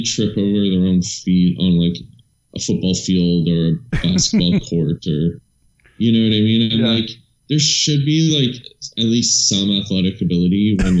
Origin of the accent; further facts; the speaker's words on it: about 3.5-4 hours north of Toronto, Ontario, Canada; moved away as an adult; also born or lived in Europe; I'm from about 3.5-4 hours north of Toronto